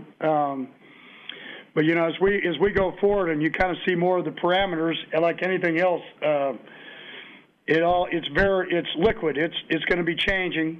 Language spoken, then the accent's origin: English; Kansas, United States; now in Texas, United States; I grew up in Kansas